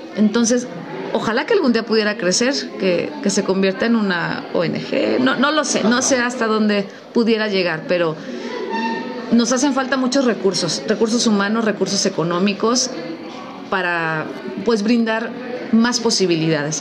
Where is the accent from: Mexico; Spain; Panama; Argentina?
Mexico